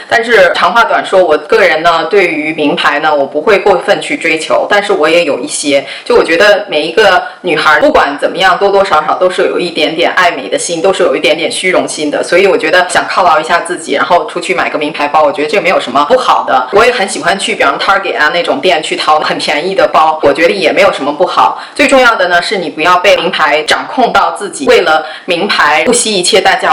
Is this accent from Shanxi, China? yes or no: yes; Taiyuan, Shanxi, China; moved away as an adult; also born or lived in Datong, Shanxi; now in United States; 我祖籍是河北的， 跟着我爷爷那边， 但是我不是在那边出生长大的，我是在山西太原出生长大的， 所以我一般会跟人说我是山西太原人。半个太原人， 半个大同人吧， 因为我奶奶家在大同， 所以我在大同呢也生活了很长时间， 所以基本上我就会跟人家说我是山西人